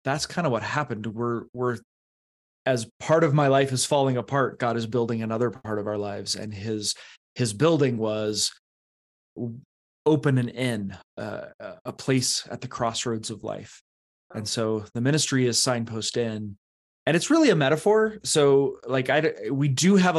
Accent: eastern Colorado, United States; also born or lived in Canon City, Colorado; I grew up in Colorado, not in the mountains, out in the east

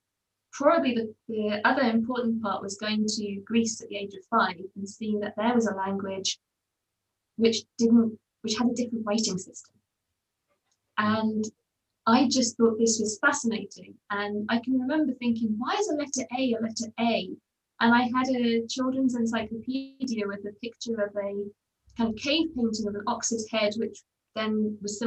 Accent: Hexham, North East England, United Kingdom; moved away as an adult; in my hometown, Hexham, Northumberland

